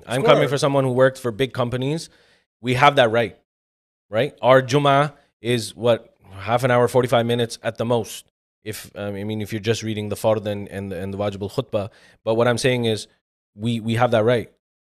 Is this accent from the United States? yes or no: no; Pakistan; Being a Pakistani... I don't think it's ever going to end, right?